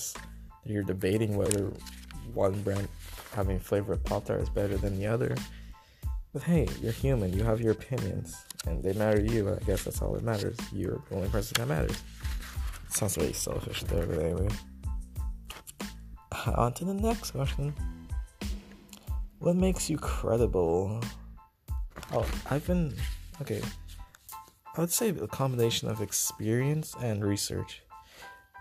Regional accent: Bahamas; moved away; I am from the Bahamas. I came here, what is it, September 2019, after Hurricane Dorian

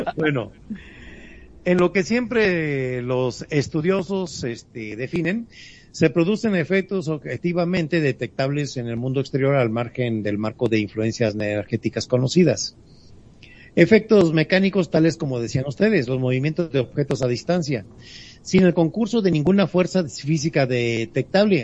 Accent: Mexico; como buenos mexicanos

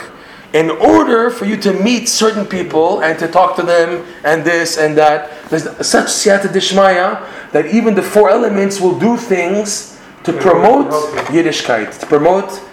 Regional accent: Toronto, Ontario, Canada; accent: Canadian; now in Israel; I'm speaking with my Canadian accent

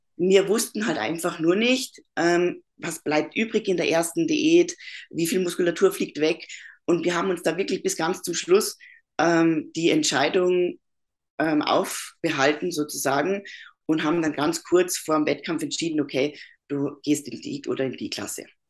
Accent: Bavaria, Germany; moved away as an adult; also born or lived in Upper Austria, Austria; now in Austria; ich bin aus Deutschland, bin äh, aus Bayern und lebe aber seit sechs Jahren in Österreich.

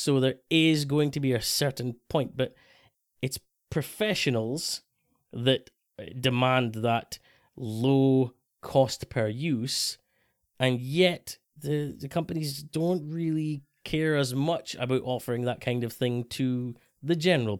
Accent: Scotland, United Kingdom; especially as a Scotsman

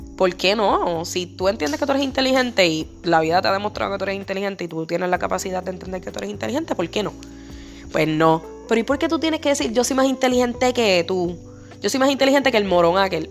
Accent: Puerto Rico; yo soy negra porque yo soy boricua, y los boricuas somos español, taíno y negro

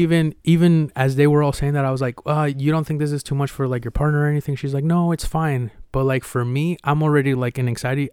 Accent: Mexico; now in United States; when I was growing up in Mexico

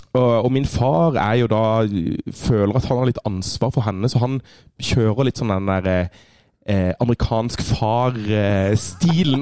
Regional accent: Kristiansand, Agder, Norway; moved away; Jeg var hjemme i Kristiansand

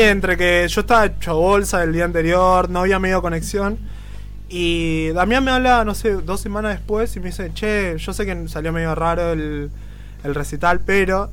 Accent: Buenos Aires, Argentina; yo soy de Bajo Flores

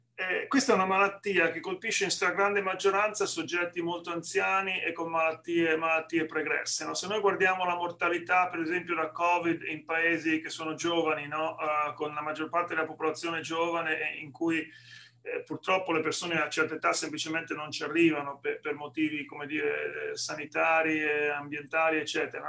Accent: Senigallia, Marche, Italy; moved away as an adult; now in Atlanta, United States; quando ero ragazzino a Senigallia, nel, nel, nelle Marche

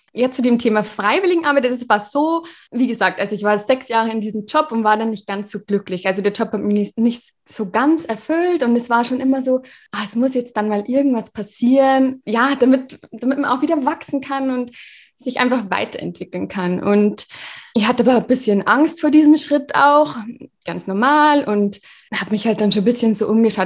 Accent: Regensburg, Bavaria, Germany; Ich komme aus Regensburg

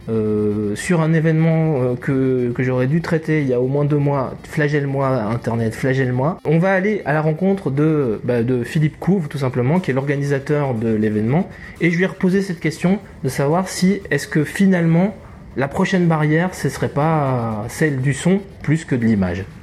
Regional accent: Switzerland; Pardon, je suis suisse.

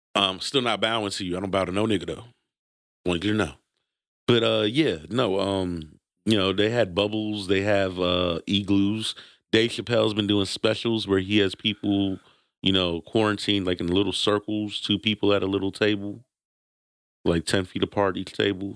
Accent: New York City, New York, United States; born in Brooklyn, New York. I'm gonna be Brooklyn till

